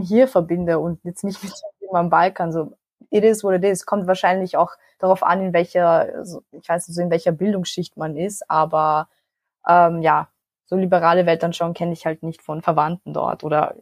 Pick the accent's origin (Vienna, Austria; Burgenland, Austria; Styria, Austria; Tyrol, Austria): Vienna, Austria; ich bin in Wien geboren und aufgewachsen, aber meine Familie kommt aus Nordmazedonien